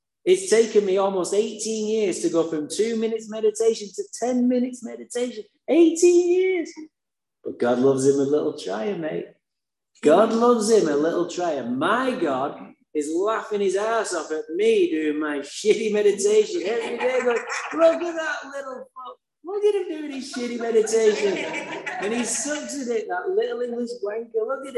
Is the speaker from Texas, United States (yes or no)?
no; Santa Barbara, California, United States; I said, I'm from Santa Barbara.